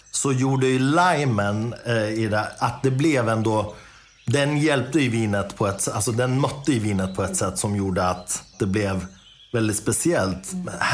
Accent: Dalarna County, Sweden; jag är ju från Dalarna

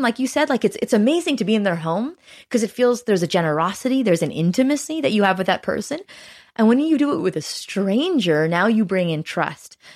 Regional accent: Canada; also born or lived in Toronto; as a Canadian, I'm proud

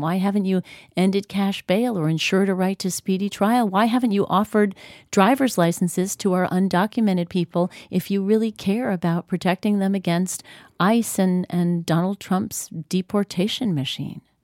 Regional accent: New York, United States; I grew up in New York

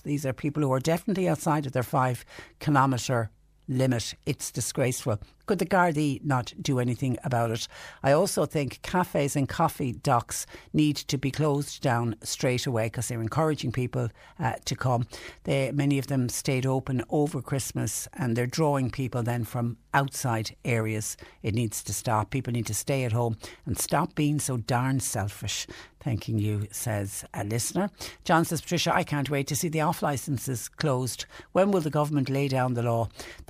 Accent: Bantry, Munster, Ireland; now in Waterford, Ireland; I'm listening in from County Waterford. I'm from Bantry originally.

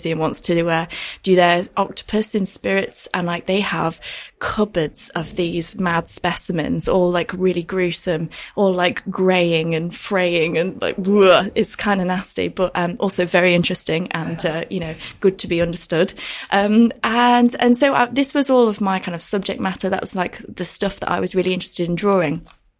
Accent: Yorkshire and the Humber, United Kingdom; born or raised there

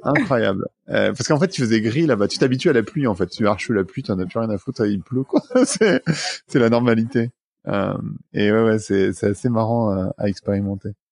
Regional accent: Paris suburbs, Île-de-France, France; also born or lived in New York, United States; je suis né dans une cité de la banlieue parisienne

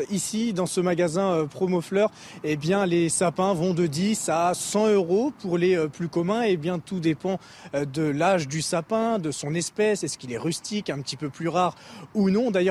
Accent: Lyon, Auvergne-Rhône-Alpes, France; now in Paris, France; Je suis lyonnais et euh, maintenant j'habite à Paris.

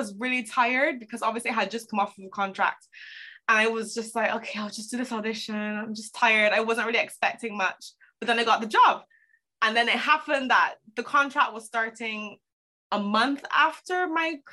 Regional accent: Barbados; moved away as an adult; also born or lived in Toronto, Canada; I am originally from Barbados. To keep a long story short, I left Barbados when I was 18

